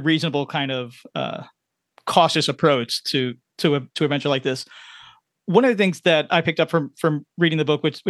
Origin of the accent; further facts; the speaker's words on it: New York City, New York, United States; also born or lived in Manhattan, New York; grew up in Queens and moved to upstate Manhattan